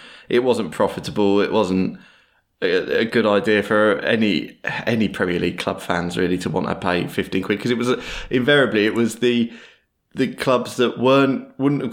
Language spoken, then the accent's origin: English; United Kingdom; As a British football viewer